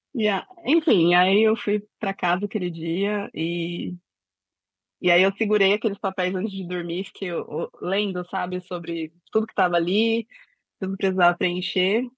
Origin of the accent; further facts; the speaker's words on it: São Paulo, Brazil; also born or lived in Bom Jardim, Pernambuco; eu sou de São Paulo, mas nasci em Pernambuco